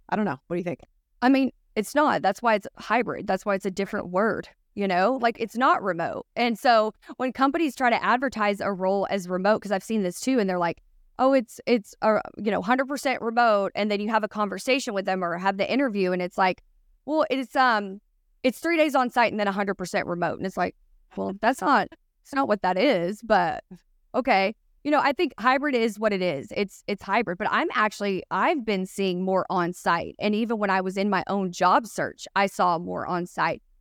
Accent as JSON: {"language": "English", "town": "Boston", "region": "Massachusetts", "country": "United States", "said": "Like we're from Boston."}